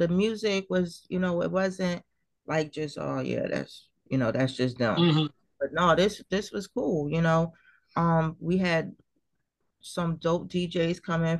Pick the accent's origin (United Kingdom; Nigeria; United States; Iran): United States; Trenton, New Jersey; growing up in Trenton